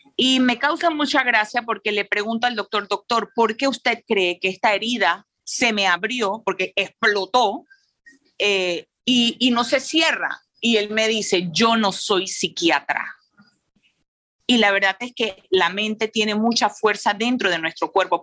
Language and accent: Spanish; Panama; como madre, como empresaria, como panameña